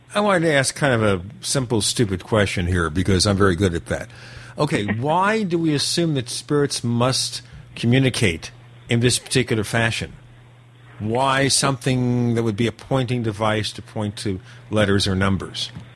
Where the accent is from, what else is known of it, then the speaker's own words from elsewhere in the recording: New York City, New York, United States; We grew up in Brooklyn, New York